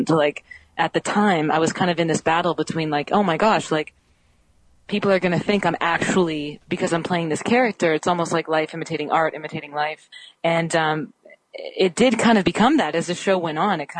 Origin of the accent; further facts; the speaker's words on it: Canada; I'm Canadian.